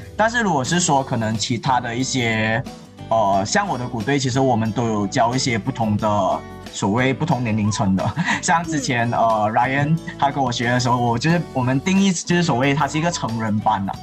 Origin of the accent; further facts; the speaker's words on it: Malaysia; 我们马来西亚华人